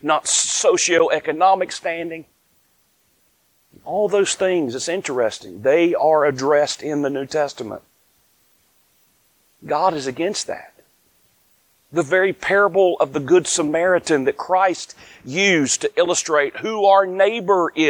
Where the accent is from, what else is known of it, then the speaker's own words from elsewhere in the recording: North Carolina, United States; I'm from the South. Born, raised here in North Carolina